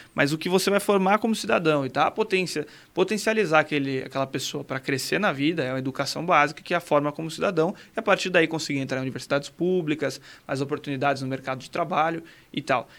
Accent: Santana de Parnaíba, São Paulo, Brazil; eu sou de Santander de Panaíba, nascido e criado, sou vereador lá hoje

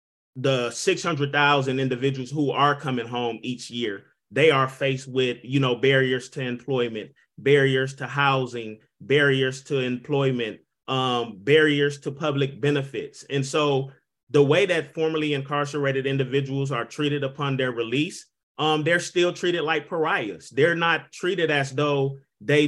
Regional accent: Milwaukee, Wisconsin, United States; I was born and raised in Milwaukee, Wisconsin

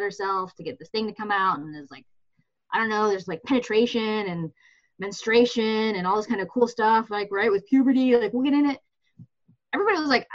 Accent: Michigan, United States; I grew up in Michigan with, at least for part of my life, a kind of evangelical upbringing

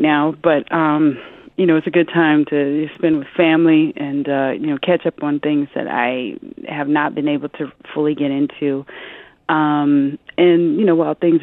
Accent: Omaha, Nebraska, United States; now in New York, United States; I'm a Midwesterner, too, because I come from Omaha, Nebraska

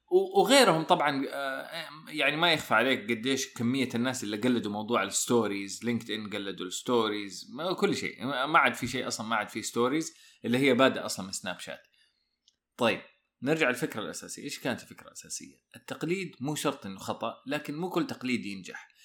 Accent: Saudi Arabia; إحنا عندنا في السعودية

